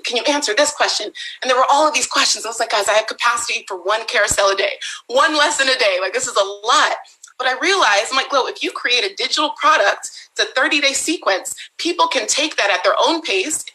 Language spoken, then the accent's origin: English; Bay Area, California, United States; I was born and raised in the Bay Area